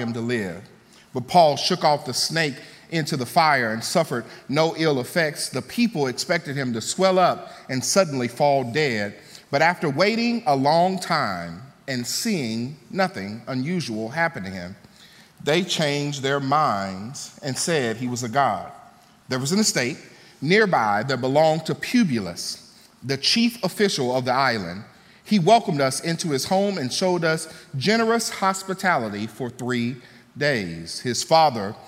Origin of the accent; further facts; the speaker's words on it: Mississippi, United States; I'm from Mississippi. And in Mississippi, one music that should hit your soul as a Southern boy is the blues